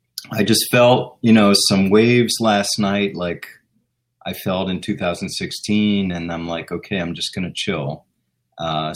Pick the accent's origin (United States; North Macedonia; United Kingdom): United States; Washington, District of Columbia; born and bred in Washington, D.C., a stone's throw from government